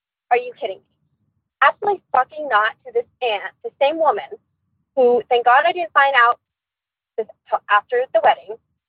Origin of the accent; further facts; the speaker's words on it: Pennsylvania, United States; Heather, I'm going to remain anonymous, but I am from Pennsylvania.